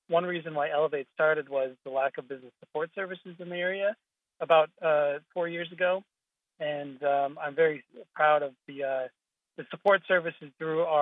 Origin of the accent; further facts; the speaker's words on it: Springfield, Illinois, United States; also born or lived in Kenya / Namibia; My background includes being born and raised in Springfield, Illinois, for one. So coming back to my hometown